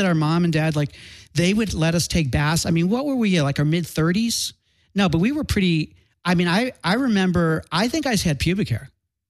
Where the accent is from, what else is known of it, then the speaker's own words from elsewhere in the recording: Chicago, Illinois, United States; now in Los Angeles, United States; I'm from Chicago. I didn't grow up here, so I don't have a lot of friends and family here